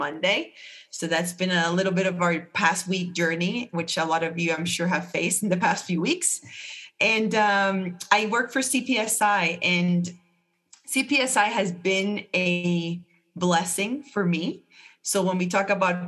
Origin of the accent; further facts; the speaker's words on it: Puerto Rico; moved away as an adult; also born or lived in Atlanta, Georgia; now in Charlotte, United States; I'm born and raised in Puerto Rico